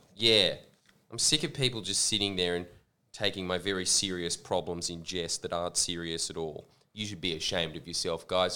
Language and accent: English; Australia; accent: Australian; my Australian accent